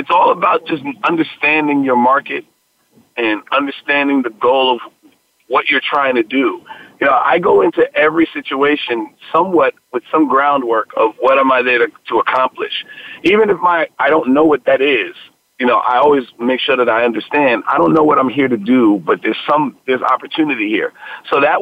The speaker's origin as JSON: {"language": "English", "town": "New York City", "region": "New York", "country": "United States", "tie": "born or raised there", "said": "I'm born and raised in the Bronx."}